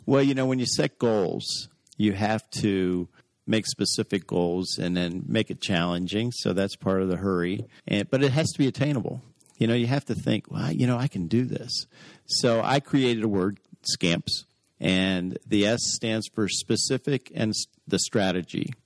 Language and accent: English; Washington, District of Columbia, United States; I was born nine blocks from the White House, so I'm a true native